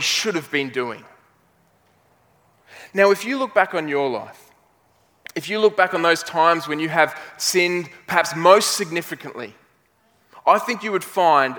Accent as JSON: {"language": "English", "town": "Brisbane", "region": "Queensland", "country": "Australia"}